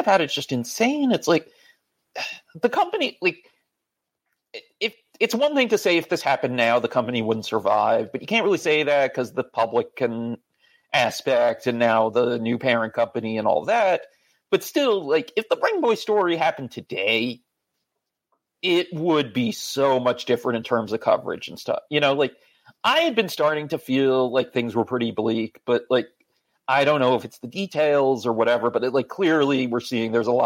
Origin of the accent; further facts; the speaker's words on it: Long Island, New York, United States; I'm from Long Island